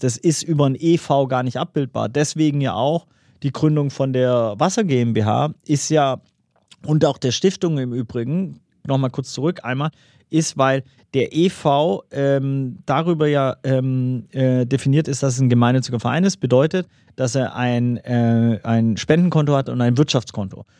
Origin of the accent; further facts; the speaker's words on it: Swabia, Baden-Württemberg, Germany; als Schwabe